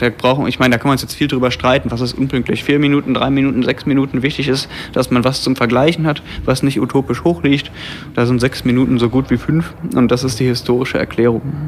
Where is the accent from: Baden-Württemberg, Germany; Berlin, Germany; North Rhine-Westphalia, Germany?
North Rhine-Westphalia, Germany; near Bonn; Ich komme nämlich aus der Nähe von Bonn